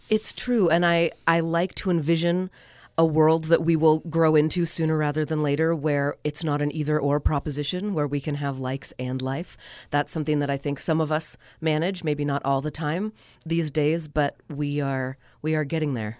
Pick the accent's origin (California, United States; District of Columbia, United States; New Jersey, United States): California, United States; Northern; moved away as an adult; now in Logan, Utah, United States; I moved here from Northern California, where I was born and raised